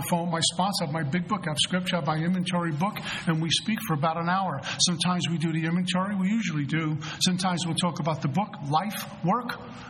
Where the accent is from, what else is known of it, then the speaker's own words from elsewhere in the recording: Colorado, United States; I'm from Colorado.